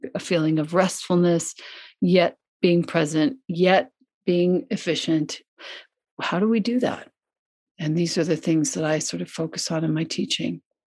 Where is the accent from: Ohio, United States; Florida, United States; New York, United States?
New York, United States; Long Island; born or raised there; moved away as an adult; also born or lived in Ithaca, New York / Italy